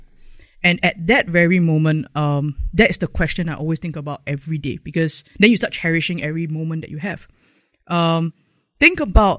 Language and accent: English; Singapore; I actually became more prouder and prouder of being a Singaporean